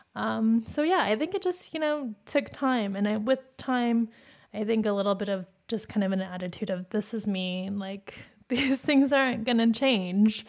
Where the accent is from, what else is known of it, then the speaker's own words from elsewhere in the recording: Phoenix, Arizona, United States; Growing up in Phoenix, there we weren't around Asian people